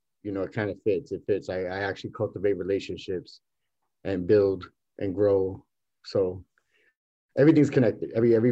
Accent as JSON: {"language": "English", "region": "New York", "country": "United States", "also_born_or_lived": "Bayamón / Dorado / Loíza", "said": "I'm from East New York. I'm from East New York, but I was raised part of my life in Puerto Rico, Bayamón, Dorado, and Loíza."}